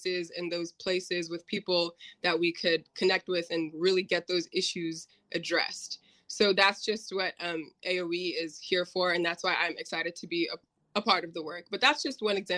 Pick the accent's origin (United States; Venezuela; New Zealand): United States; Bellevue, Washington; growing up in the Bellevue School District